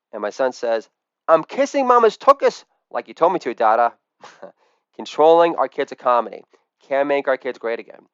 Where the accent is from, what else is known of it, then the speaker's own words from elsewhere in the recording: Edgemont, New York, United States; I'm from Edgemont, New York, not Scarsdale.